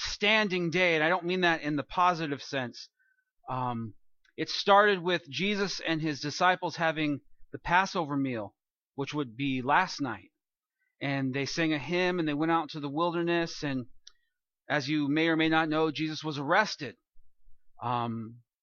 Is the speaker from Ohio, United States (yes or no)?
no; California, United States; I'm from California, and I've lived through several earthquakes